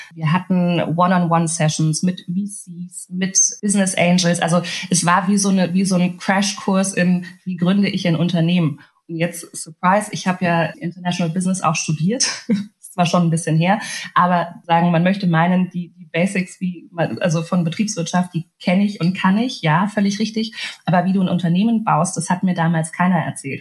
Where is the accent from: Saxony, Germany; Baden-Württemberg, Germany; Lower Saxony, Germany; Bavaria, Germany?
Bavaria, Germany; Munich; also born or lived in Hungary / Berlin; now in Munich, Germany; aufgewachsen bin ich tatsächlich relativ beschaulich im kleinen München. Komme ja ursprünglich gebürtig aus Ungarn